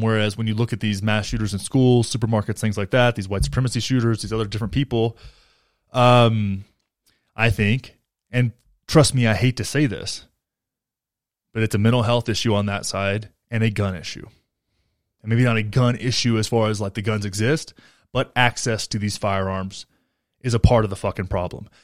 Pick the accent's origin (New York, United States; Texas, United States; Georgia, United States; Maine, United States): Texas, United States; now in Colorado, United States; I grew up in Texas and now I live in Colorado